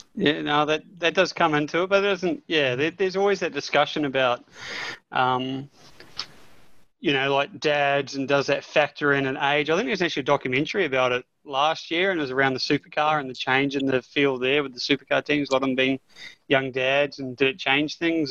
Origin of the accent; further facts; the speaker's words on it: New Zealand; I'm a Kiwi